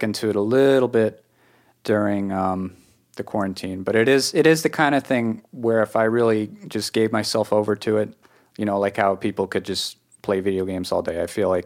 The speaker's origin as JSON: {"language": "English", "region": "New England", "country": "United States", "accent": "New England", "said": "I've come to understand my own accent in New England"}